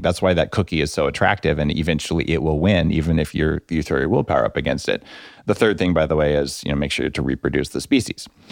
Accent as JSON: {"language": "English", "region": "New Mexico", "country": "United States", "tie": "born or raised there", "said": "I grew up in New Mexico"}